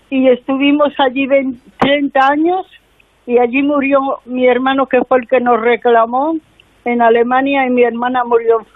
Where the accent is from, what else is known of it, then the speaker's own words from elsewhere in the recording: Torrevieja, Valencian Community, Spain; Es que yo vengo de Torrevieja.